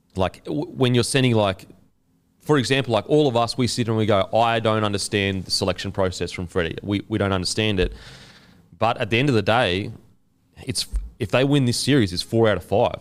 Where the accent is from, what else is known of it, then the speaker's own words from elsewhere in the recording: Queensland, Australia; as a Queenslander